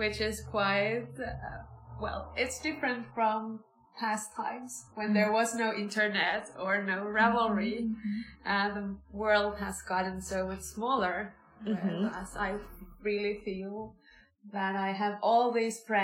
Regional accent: Finland; I come from Finland. I live in a very small village

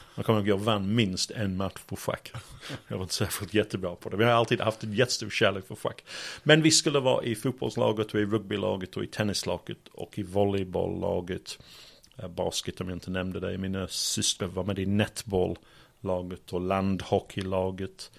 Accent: Sheffield, Yorkshire and the Humber, United Kingdom; Swedish is a second language; moved away as an adult; now in Malmö, Sweden; jag kommer från Yorkshire, Sheffield, storstad

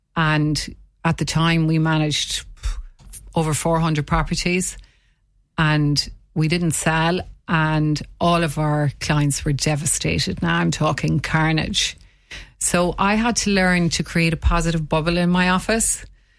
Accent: Munster, Ireland; now in Waterford, Ireland; Well, I'm originally from County Limerick and I moved to Waterford almost 30 years ago.

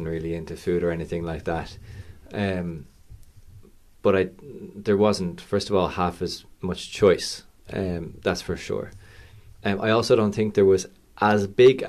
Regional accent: Dublin, Leinster, Ireland; Growing up here

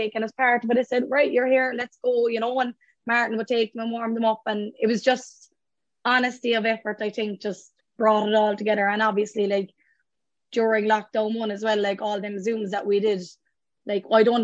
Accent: Courcey, Munster, Ireland; we're all very proud that we're from Courcey

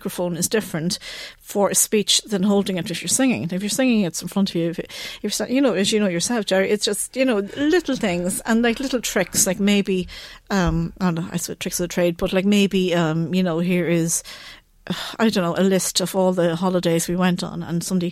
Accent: Ireland; I'm from Ireland, I'm a mother

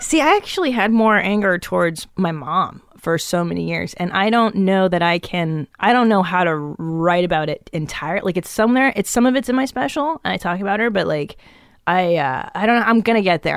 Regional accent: Los Angeles, California, United States; also born or lived in Encino / Tarzana / West Hills / Canoga Park; I grew up in the San Fernando Valley

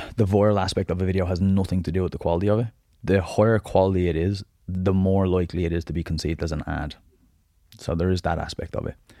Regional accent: Dublin, Leinster, Ireland; also born or lived in Southside, Dublin; I'm originally from the Northside, so right beside Barmount, small little estate called Kilmore.

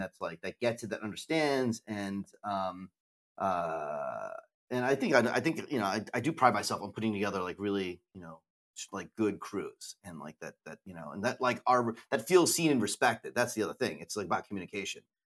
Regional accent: United States; we're American

